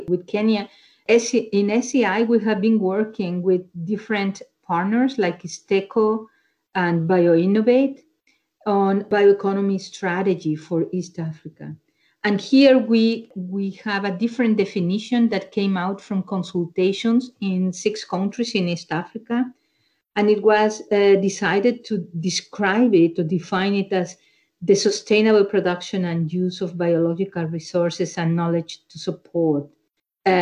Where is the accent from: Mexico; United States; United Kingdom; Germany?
Mexico; moved away; I'm originally from Mexico